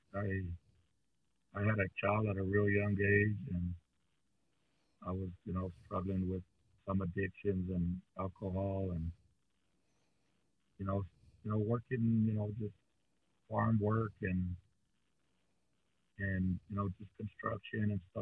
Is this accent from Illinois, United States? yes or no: no; Muleshoe, Texas, United States; In some town that I hate to even remember or mention, but it was Muleshoe, Texas.